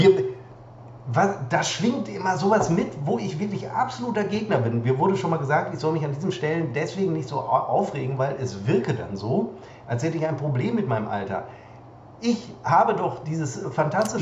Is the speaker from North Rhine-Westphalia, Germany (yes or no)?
yes; Münster, North Rhine-Westphalia, Germany; moved away; als wir vor ähm, vier, vier Jahren, Wahnsinn, zurück nach Münster, wirklich ja, zurück nach Münster kamen